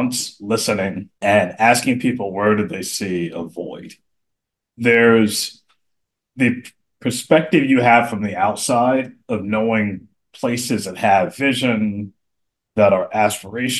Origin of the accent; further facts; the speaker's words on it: Atlanta, Georgia, United States; moved away as an adult; now in Baltimore, United States; growing up in Atlanta